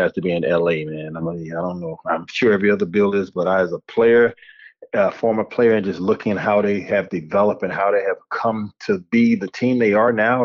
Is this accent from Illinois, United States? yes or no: no; Hallandale Beach, Florida, United States; moved away as an adult; also born or lived in Buffalo, New York / East Lansing, Michigan; I grew up in Hallandale Beach, Florida, and right now I'm like 25, 30 minutes away from